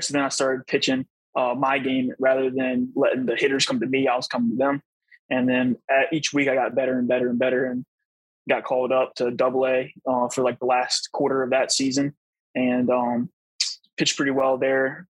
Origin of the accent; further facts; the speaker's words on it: Virginia, United States; I grew up in Virginia